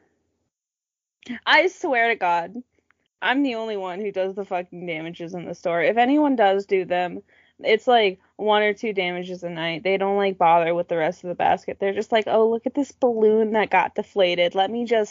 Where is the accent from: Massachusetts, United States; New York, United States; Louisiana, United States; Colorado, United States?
Massachusetts, United States; now in Pennsylvania, United States; I'm from Massachusetts